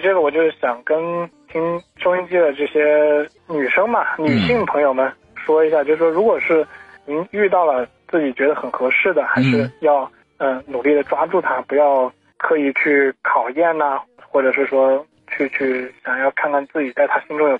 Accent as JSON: {"language": "Chinese", "town": "Changsha", "region": "Hunan", "country": "China", "said": "我是长沙的。"}